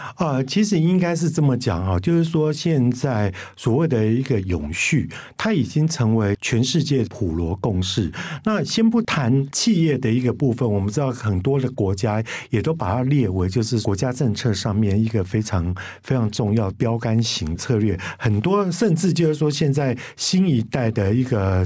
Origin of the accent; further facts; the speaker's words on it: Kaohsiung, Taiwan; 我们高雄人就会觉得说